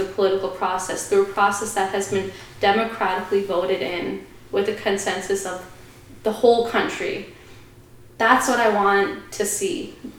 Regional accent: Sri Lanka; if someone asks me where I'm from, I do have a sense of guilt when I say I'm from Sri Lanka

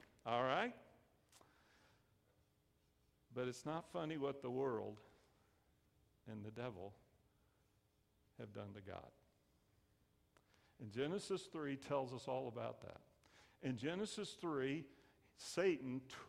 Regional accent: the South, United States; I grew up in the South

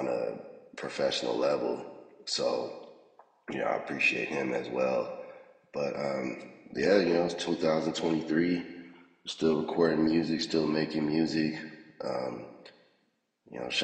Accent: Las Vegas, Nevada, United States; Born and raised in Vegas

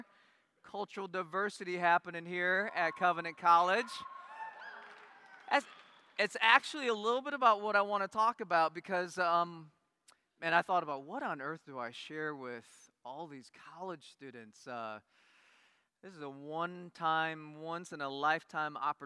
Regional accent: Iowa, United States; moved away as an adult; also born or lived in Korea; Grew up in Iowa

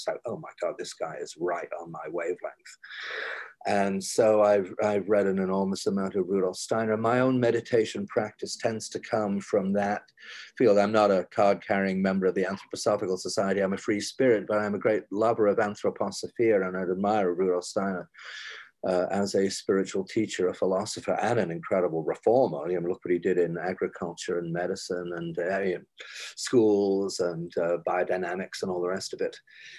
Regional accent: New York, United States; I am basically a nature mystic, even though I'm a New Yorker.

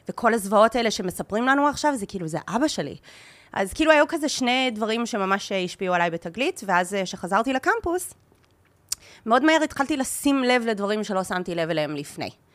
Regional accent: Dundas, Ontario, Canada; first language Hebrew; now in Israel; אני ממקום קטן בקנדה, עיירה קטנה קטנה, קוראים לה דנדס. היא עיירה מחוץ לעיר אה, נחמדה בגודל שקוראים לה המילטון, שזה בערך שעה מטורונטו

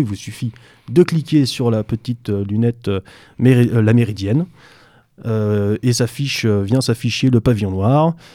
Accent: France; en tant que Français

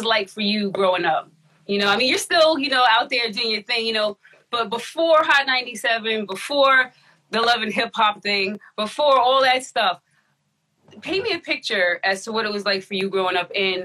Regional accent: New York, United States; Being a New Yorker myself

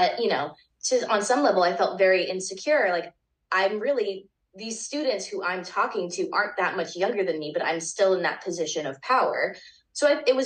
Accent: Jacksonville, Florida, United States; also born or lived in Tallahassee, Florida; my hometown of Jacksonville, Florida

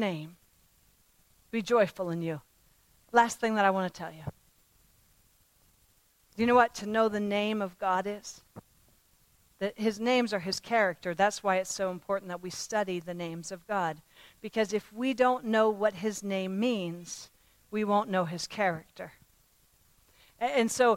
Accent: Pennsylvania, United States; I was raised in Pennsylvania, and there were farms all around my home when I was growing up

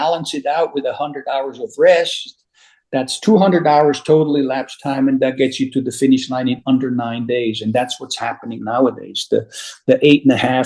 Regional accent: Switzerland; now in Alaska, United States; I was born, as you might know, born and raised in Switzerland.

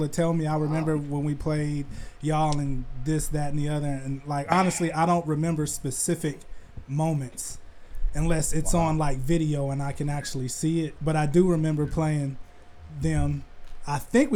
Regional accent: San Diego, California, United States; I'm from San Diego

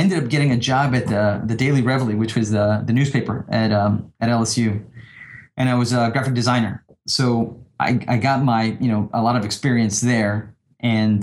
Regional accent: Panama; moved away as an adult; also born or lived in New Orleans, United States; now in Dallas, United States; I grew up in Panama and I grew up in New Orleans.

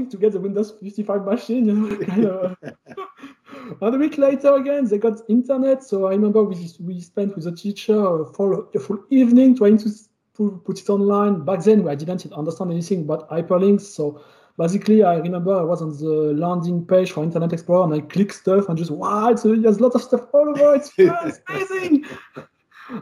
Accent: Calais, Hauts-de-France, France; accent: French; English is a second language; I was born in Calais. I don't know if you know it. It's in northern France.

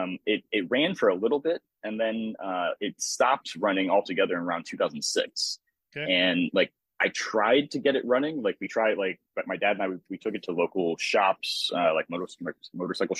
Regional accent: Cleveland, Ohio, United States; moved away as an adult; also born or lived in Nebraska / Pittsburgh, Pennsylvania; now in Florida, United States; I grew up in Cleveland, Ohio

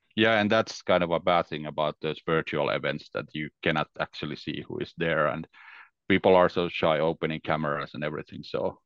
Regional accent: Finland; English is a second language; I'm from Finland, so it's December. It's very dark here

